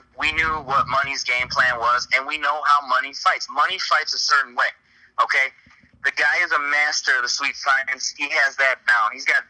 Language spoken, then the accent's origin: English; Chicago, Illinois, United States; being that we come from Chicago